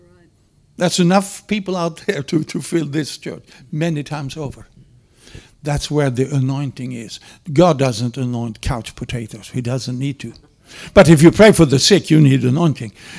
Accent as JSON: {"language": "English", "country": "Sweden", "moved": "yes", "said": "I'm not an Okie. Yes, I'm from Sweden. Yes, from Sweden"}